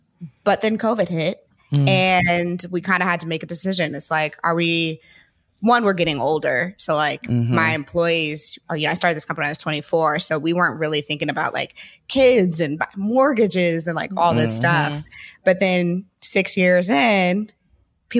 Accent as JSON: {"language": "English", "town": "St. Louis", "region": "Missouri", "country": "United States", "also_born_or_lived": "California", "moved": "yes", "lives_now": "Nashville, United States", "said": "I'm from St. Louis originally"}